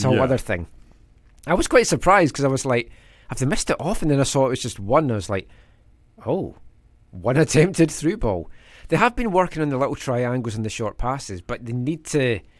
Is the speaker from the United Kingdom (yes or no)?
yes; Scotland, United Kingdom; moved away; I'm Scottish.